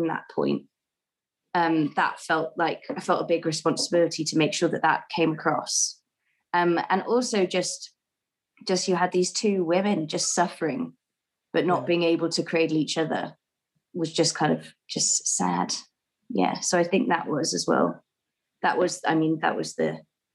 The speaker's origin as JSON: {"language": "English", "region": "Wales", "country": "United Kingdom", "said": "Rose just heard me speaking Welsh on the phone to my sister"}